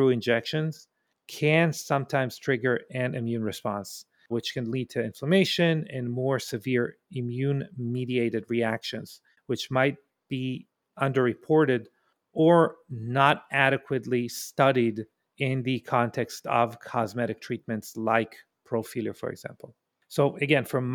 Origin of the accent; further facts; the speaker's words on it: Israel; moved away; I'm from Israel originally